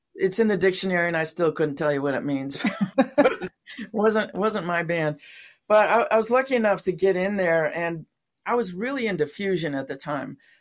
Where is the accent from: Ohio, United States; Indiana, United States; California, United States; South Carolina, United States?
California, United States; San Diego; moved away as an adult; also born or lived in Watkins Glen, New York / Los Angeles, California; now in Portland, United States; I was born in upstate New York, near Watkins Glen, where they have the, um, the Grand Prix, uh, well, it used to be Grand Prix races, now it's NASCAR, a little town, tiny, tiny little town. And when I was nine, the family moved to San Diego